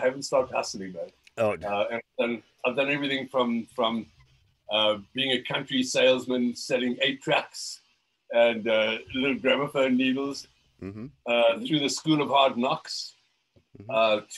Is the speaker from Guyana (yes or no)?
no; Cape Town, Western Cape, South Africa; I was born in South Africa in Cape Town. And I went through lots of different schools.